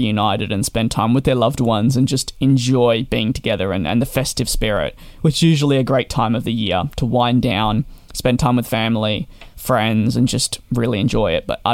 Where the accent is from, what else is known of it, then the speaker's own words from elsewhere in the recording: Australia; being Australian